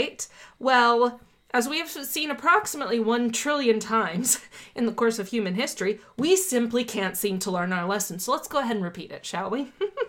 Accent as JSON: {"language": "English", "region": "South Florida", "country": "United States", "tie": "born or raised there", "said": "I was born in South Florida, mostly grew up there"}